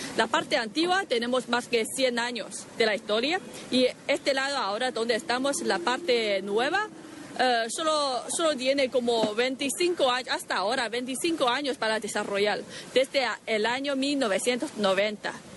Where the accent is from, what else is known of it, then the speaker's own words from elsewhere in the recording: Shanghai, China; nací en Shanghái.